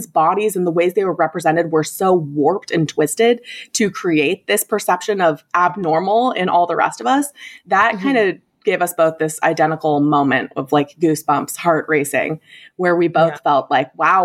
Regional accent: southeastern Idaho, United States; Growing up as identical twins, we grew up in Idaho, in southeastern Idaho

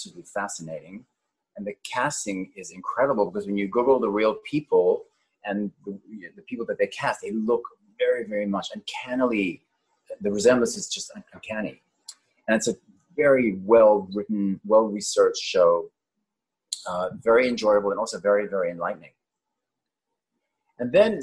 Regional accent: Cape Town, Western Cape, South Africa; moved away; also born or lived in Johannesburg, South Africa; I was born in Johannesburg, South Africa, and I grew up in Cape Town, and then I went back to Johannesburg to finish my high school.

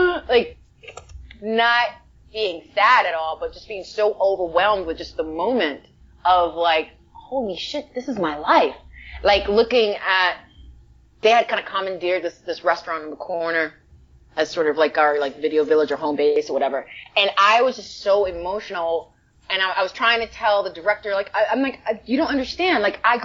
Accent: New York, United States; now in Los Angeles, United States; I'm from the Bronx, but I live in LA. And I've been living in LA for like 15 years. And I still say that. Well, I'm from New York, but I live in LA.

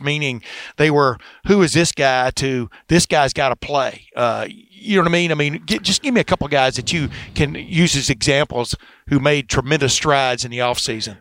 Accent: Texas, United States; also born or lived in Alabama; now in Ohio, United States; I grew up in Alabama and in Texas 11 years

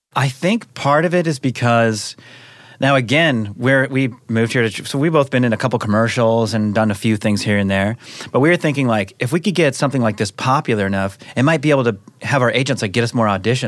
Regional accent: Seattle, Washington, United States; now in Los Angeles, United States; I'm from Seattle mm-hmm. area. Moved

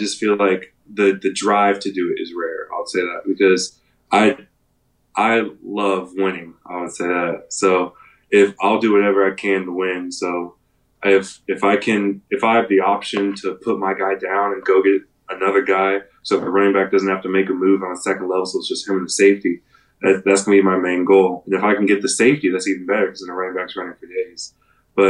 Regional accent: Texas, United States; I was from Texas

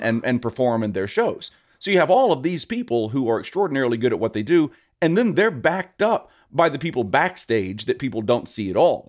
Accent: Louisiana, United States; now in Las Vegas, United States; I am a Southern boy. I, I grew up in Louisiana.

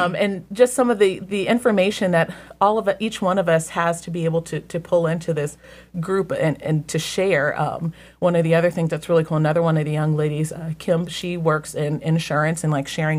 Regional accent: Columbus, Ohio, United States; me and the ladies who were all in the larger group who said we're from Columbus or the Columbus area.

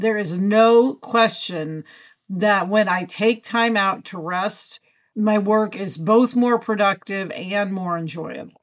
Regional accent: Kansas City, Missouri, United States; now in Los Angeles, United States; TV writer and producer who usually is in LA, but today home in Kansas City

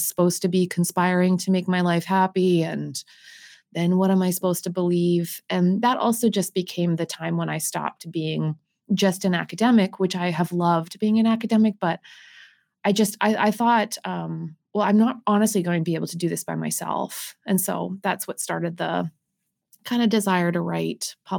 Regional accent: Winnipeg, Manitoba, Canada; moved away as an adult; I grew up on the University of Manitoba campus

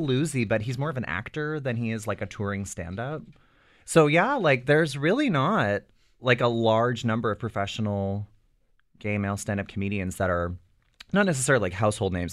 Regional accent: Ottawa, Ontario, Canada; now in Toronto, Canada; I moved to Toronto, I'm originally from Ottawa

